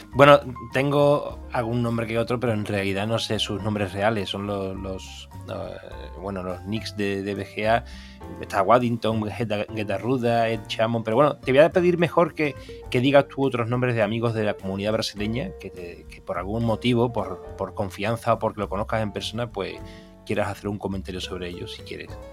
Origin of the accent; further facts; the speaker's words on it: Seville, Andalusia, Spain; yo soy de Sevilla, aquí todo el mundo bebe cerveza